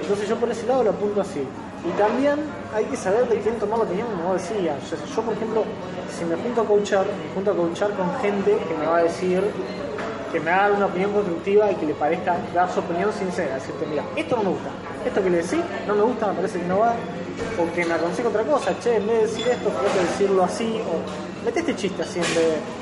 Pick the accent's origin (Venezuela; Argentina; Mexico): Argentina; Rosario, Santa Fe; soy de Rosario